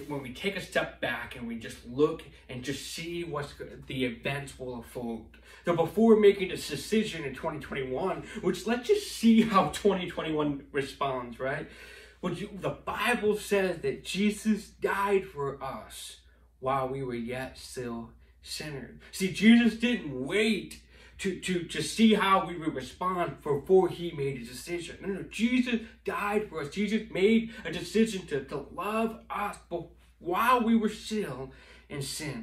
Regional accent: St. Clair Shores, Michigan, United States; I grew up here in Roseville and St. Clair Shores area, and I graduated in Lakeview High School right here at St. Clair Shores

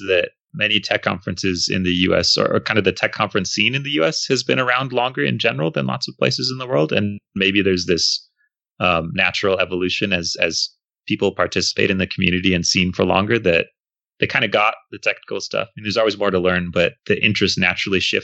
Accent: United States; I'm American, grew up in the United States. I've lived outside the US, but not for most of my life.

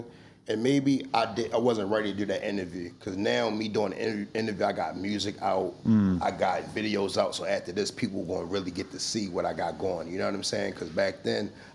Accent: Baltimore, Maryland, United States; I'm from Baltimore

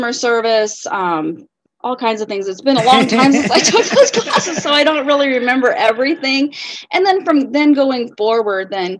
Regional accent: Omaha, Nebraska, United States; also born or lived in Blair, Nebraska; I was born in Omaha, Nebraska, spent the first years of my life there up until the middle of fifth grade

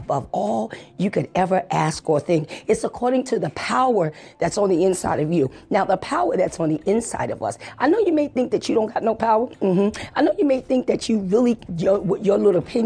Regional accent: New York City, New York, United States; growing up in the Bronx, New York

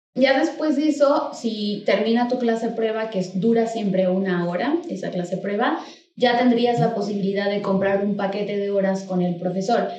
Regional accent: State of Mexico, Mexico; now in Mexico City, Mexico; yo soy del Estado de México, pero actualmente estoy viviendo en la Ciudad de México

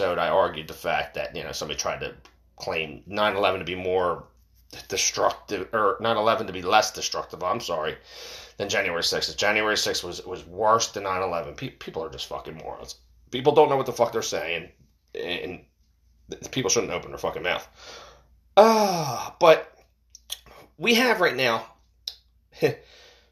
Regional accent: United States; we, as American people

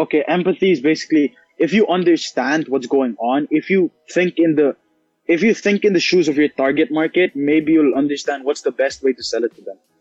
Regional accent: India; I'm Indian.

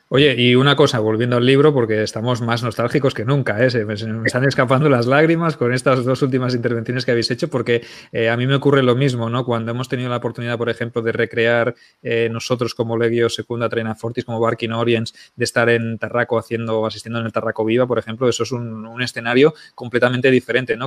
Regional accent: Barcelona, Catalonia, Spain; soy de Barcelona

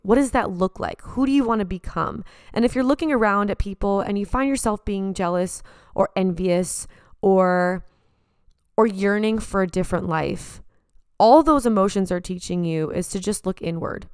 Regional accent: San Diego, California, United States; now in Los Angeles, United States; back at my hometown

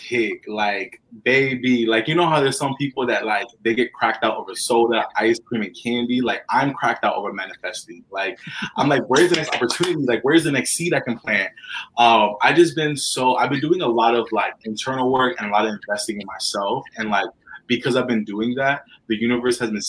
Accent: Tampa, Florida, United States; moved away; back in my hometown of Tampa Bay

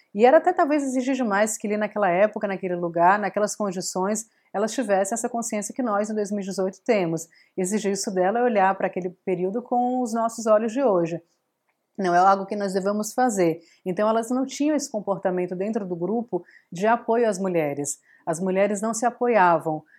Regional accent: Fortaleza, Ceará, Brazil; also born or lived in Mossoró; eu sou do Nordeste, eu cresci em Fortaleza e a minha família é de Mossoró

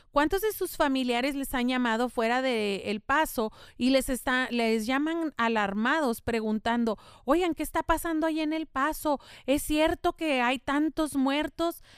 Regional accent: El Paso, Texas, United States; first language Spanish; yo soy nativa del paso

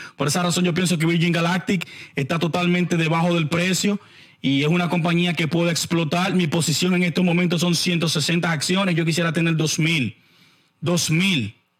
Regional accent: Santo Domingo, Distrito Nacional, Dominican Republic; Nosotros somos, eh, nosotros somos de barrios eh, pobres de la capital en la República Dominicana. Chanel Khan es de Villa Francisca, por supuesto, yo soy de San Carlos

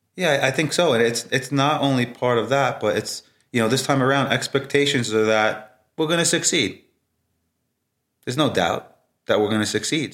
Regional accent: New York City, New York, United States; growing up in Brooklyn

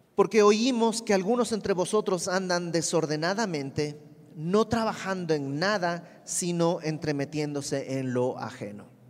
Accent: Bolivia; now in Mexico; yo soy de Bolivia y mis amigos en Bolivia

